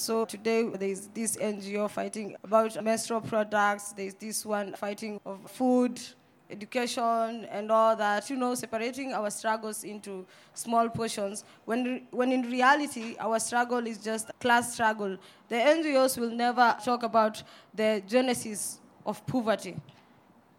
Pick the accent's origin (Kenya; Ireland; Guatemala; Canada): Kenya; Nairobi; I was born and raised in Mukuru Kwajenga